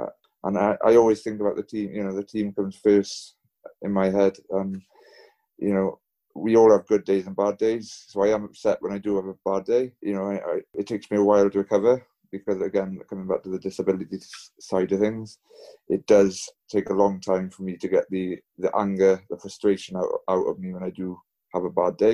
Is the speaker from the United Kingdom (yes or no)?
yes; Pembrokeshire, Wales, United Kingdom; I'm originally from Pembrokeshire.